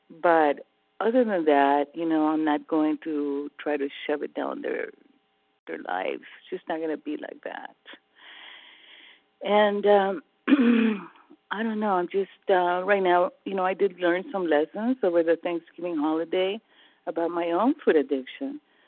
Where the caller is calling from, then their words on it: California, United States; California. Early riser.